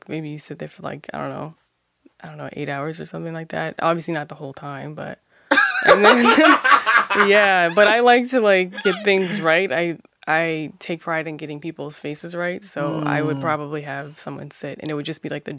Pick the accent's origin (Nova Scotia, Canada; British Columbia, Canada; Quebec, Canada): Nova Scotia, Canada; Halifax; I grew up in Halifax, but my entire maternal side of my family is from North Preston